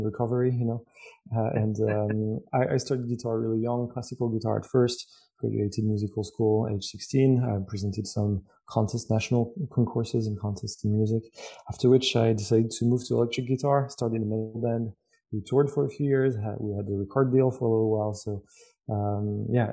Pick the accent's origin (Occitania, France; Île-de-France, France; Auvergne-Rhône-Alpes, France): Auvergne-Rhône-Alpes, France; Lyon; English is a second language; I grew up in the beautiful city of Lyon in France